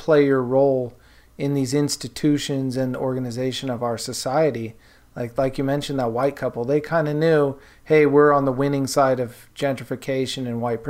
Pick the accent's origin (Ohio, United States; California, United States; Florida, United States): California, United States; Bay Area; I grew up in the Bay Area